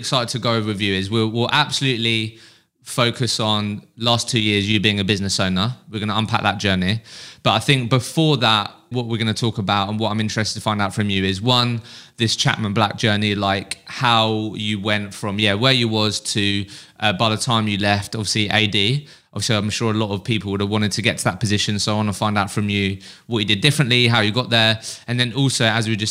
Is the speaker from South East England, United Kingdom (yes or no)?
yes; Eastbourne, South East England, United Kingdom; I'm from Eastbourne, so like the South Coast